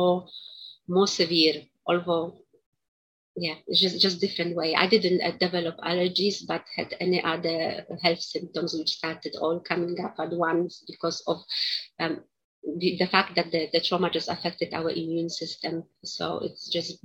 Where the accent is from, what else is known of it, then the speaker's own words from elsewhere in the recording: Poland; moved away; also born or lived in United Kingdom; I was born in Poland.